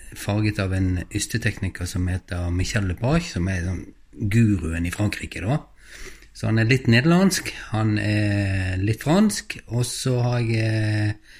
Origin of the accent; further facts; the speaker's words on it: Vestland, Norway; accent: Western Norwegian (Bergen-like) dialect; now in Trøndelag, Norway; avslører dialekten meg